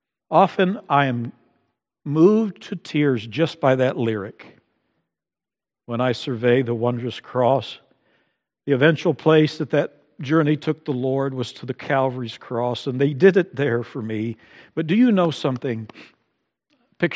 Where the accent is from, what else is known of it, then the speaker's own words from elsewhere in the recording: Amazon, Brazil; Growing up in Brazil, along the banks of the Amazon, for me it's soccer, and maybe I enjoy lots of other things that come with growing up in that environment.